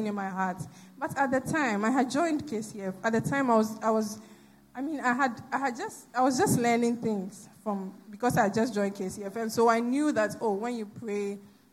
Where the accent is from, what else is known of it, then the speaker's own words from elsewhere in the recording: Koforidua, Eastern Region, Ghana; moved away as an adult; now in Accra, Ghana; I grew up in Koforidua, and there's no traffic in Koforidua